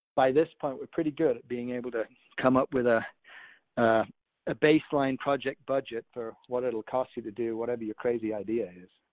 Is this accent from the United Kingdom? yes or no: yes; United Kingdom; I'm from the United Kingdom